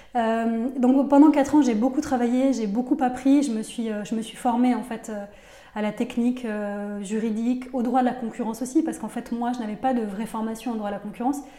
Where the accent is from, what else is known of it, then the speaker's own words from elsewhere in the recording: Nîmes, Occitania, France; moved away as an adult; also born or lived in Paris / United States; une jeune fille qui vivait en province. Je vivais à Nîmes, donc moi je viens du sud de la France